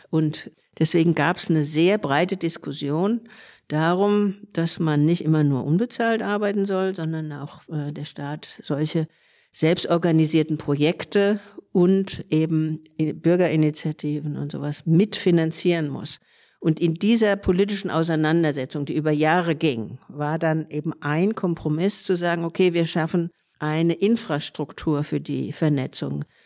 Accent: Frankfurt, Hesse, Germany; moved away as an adult; now in Berlin, Germany; ursprünglich aus Frankfurt, ich bin geborene Frankfurterin und bin in Anfang der 80er nach Berlin übergesiedelt.

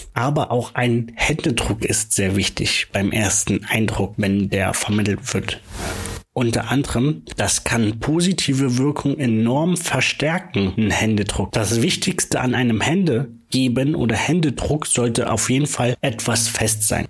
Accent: Brandenburg, Germany; moved away; also born or lived in Munich / Leipzig; Ich bin ja ein gebürtiger Brandenburger, habe zwischenzeitlich mal in München gewohnt, zwischenzeitlich in Leipzig

